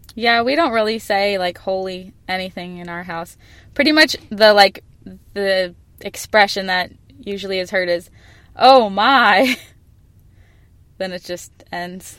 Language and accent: English; Phoenix, Arizona, United States; I'm from Phoenix